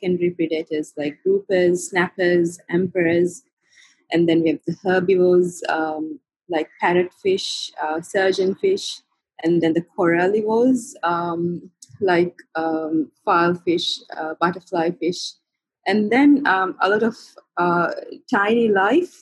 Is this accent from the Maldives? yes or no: yes; Maldives; I was born in the Maldives and grew up here